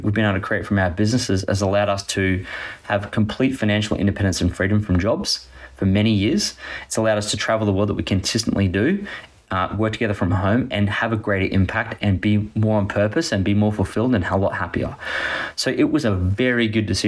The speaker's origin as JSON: {"language": "English", "town": "Gold Coast", "region": "Queensland", "country": "Australia", "tie": "born or raised there", "said": "I grew up on the Gold Coast, which is primarily real estate driven"}